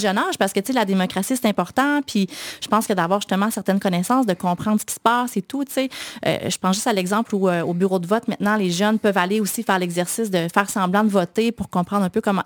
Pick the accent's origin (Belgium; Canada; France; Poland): Canada; Quebec City, Quebec; J'ai grandi à Sillery